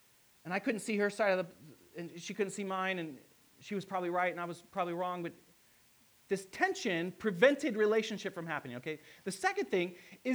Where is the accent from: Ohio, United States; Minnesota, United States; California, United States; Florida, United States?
Ohio, United States; Hicksville; I grew up in a small town. It's literally called Hicksville.